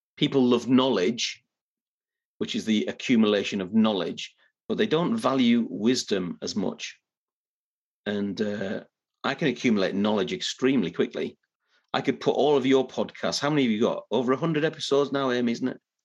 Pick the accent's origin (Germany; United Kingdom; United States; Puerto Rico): United Kingdom; Middlesbrough, North East England; now in Yorkshire, United Kingdom; I'm not originally from Yorkshire. I'm originally from a little bit further north and northeast, a place named Middlesbrough in the northeast of England